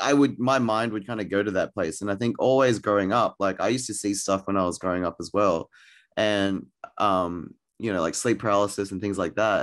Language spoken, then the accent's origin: English; Australia; I'm Australian, um, but I'm Thai Chinese